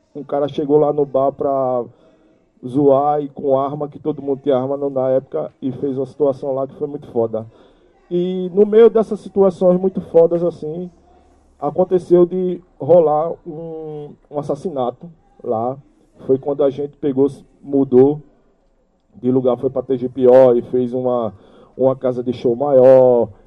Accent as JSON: {"language": "Portuguese", "town": "Recife", "region": "Pernambuco", "country": "Brazil", "tie": "born or raised there", "also_born_or_lived": "Brasília", "said": "vim lá de Brasília, dentro de um Fusca com minha família. E cheguei aqui em Recife"}